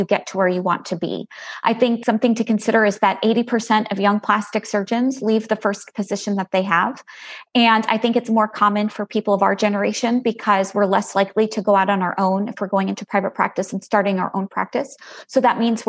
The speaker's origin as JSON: {"language": "English", "area": "Long Island", "region": "New York", "country": "United States", "also_born_or_lived": "Galveston, Texas", "moved": "as an adult", "lives_now": "Plano, United States", "said": "I'm originally from Long Island, New York"}